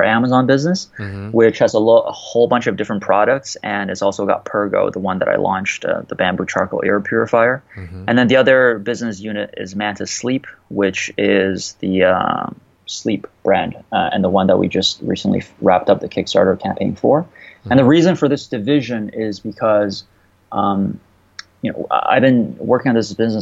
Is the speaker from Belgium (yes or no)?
no; Canada; I went to school in Canada. I'm Canadian